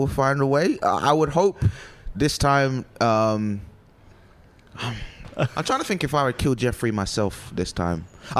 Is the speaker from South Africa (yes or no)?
no; United Kingdom; also born or lived in Nigeria; I'm British and Nigerian.